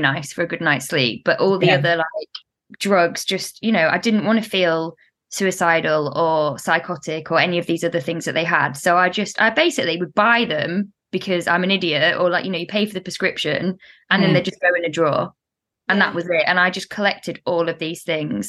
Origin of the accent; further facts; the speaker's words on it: the Midlands, England, United Kingdom; accent: northern vowels; also born or lived in Spain; now in London, United Kingdom; I'm in the middle, which is why I kind of have northern vowels